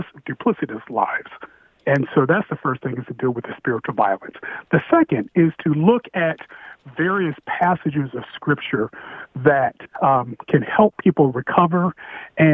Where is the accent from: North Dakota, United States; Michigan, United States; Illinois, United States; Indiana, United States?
Indiana, United States; I'm from Indiana